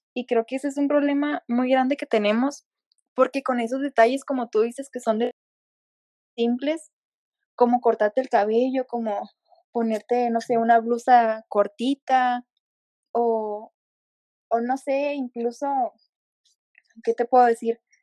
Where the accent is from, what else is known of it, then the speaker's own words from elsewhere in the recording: Ensenada, Baja California, Mexico; moved away as an adult; now in Querétaro, Mexico; yo soy de Ensenada, al igual que, Belén, solo que me vine a estudiar la universidad al estado de Querétaro